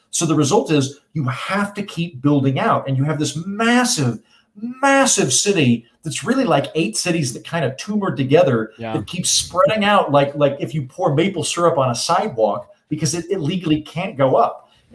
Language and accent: English; Oklahoma, United States; now in Los Angeles, United States; I'm from Oklahoma, which is a state where God is actively trying to murder everyone with weather.